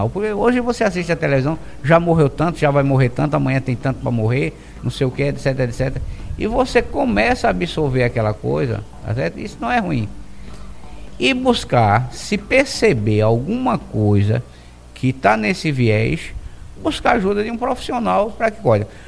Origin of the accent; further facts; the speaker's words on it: Brazil; nós, enquanto brasileiros, nós somos um povo muito extrovertido.